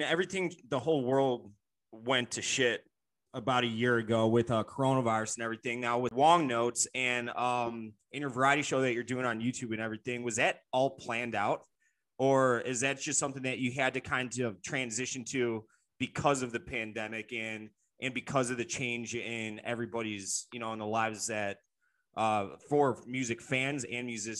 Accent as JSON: {"language": "English", "town": "Chicago", "region": "Illinois", "country": "United States", "tie": "born or raised there", "said": "I've been to Philly one time for 2 days and it was like 2 months ago, but I'm from Chicago."}